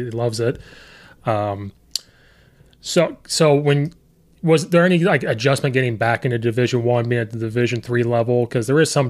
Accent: Fithian, Illinois, United States; also born or lived in Oakwood; I grew up in Fithian and Oakwood by Danville, so like small town of 500 people, 1600 people.

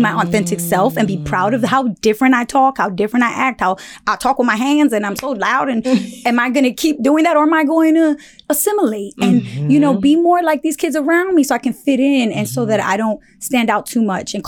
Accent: New York City, New York, United States; I grew up in Bushwick. Yes. In Bushwick in Brooklyn

